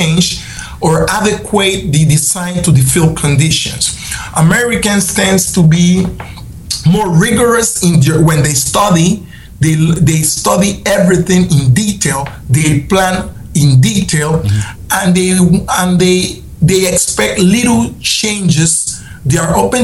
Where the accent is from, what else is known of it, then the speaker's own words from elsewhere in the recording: Panama; we have Panamanians such like me